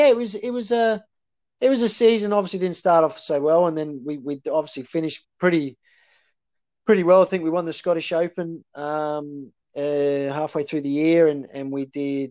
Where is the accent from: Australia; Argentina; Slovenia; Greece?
Australia; moved away; also born or lived in Coventry / Edinburgh; I come from Australia